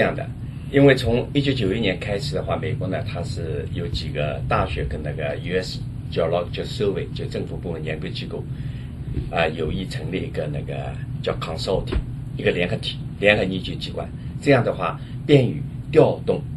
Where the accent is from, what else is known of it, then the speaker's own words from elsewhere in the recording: China; 我们的中国人